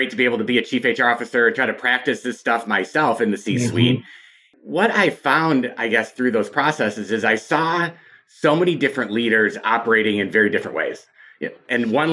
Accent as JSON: {"language": "English", "region": "Michigan", "country": "United States", "tie": "born or raised there", "said": "I grew up in Michigan"}